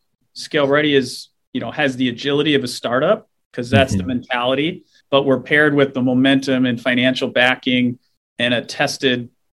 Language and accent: English; Minnesota, United States; I'm a Minnesotan born and raised, still here.